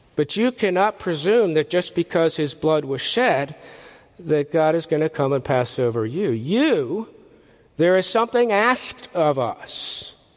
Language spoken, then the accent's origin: English; Philadelphia, Pennsylvania, United States; I grew up in the Philadelphia area